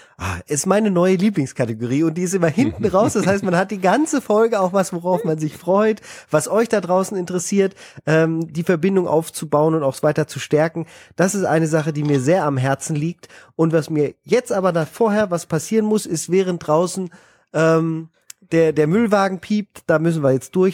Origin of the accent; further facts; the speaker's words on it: Germany; also born or lived in Paris, France; als Deutscher